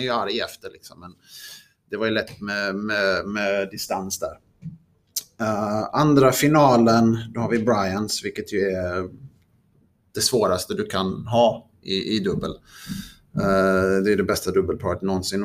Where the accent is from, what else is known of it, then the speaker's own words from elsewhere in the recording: Sweden; som svensk